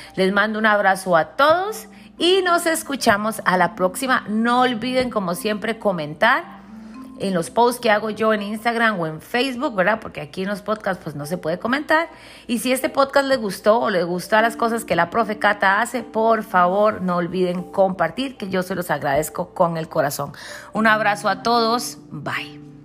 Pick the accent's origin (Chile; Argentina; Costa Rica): Costa Rica; moved away; cuando estaba en mi terruño, con mis raíces, con mis cosas, ¿verdad? En mi charco, como decimos en buen tico